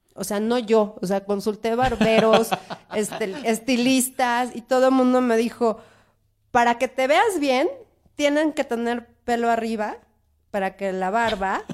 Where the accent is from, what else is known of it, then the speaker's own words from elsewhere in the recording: Mexico City, Mexico; Yo soy oriunda de la Roma y en la Roma ves cada cosa